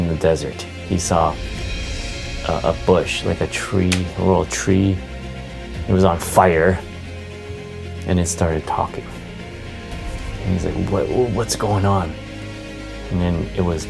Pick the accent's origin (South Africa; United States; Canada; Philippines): Canada; I'm from Canada, I'm Canadian.